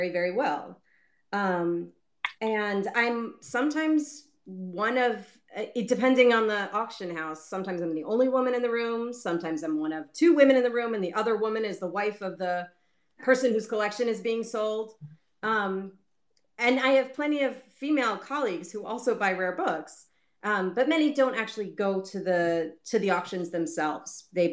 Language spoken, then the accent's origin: English; Baltimore, Maryland, United States; I grew up in Baltimore